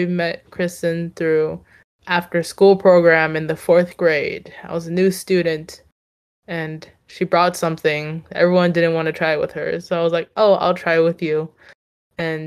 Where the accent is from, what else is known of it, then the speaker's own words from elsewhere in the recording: East Bay, Bay Area, California, United States; we are from the Bay Area. East Bay represent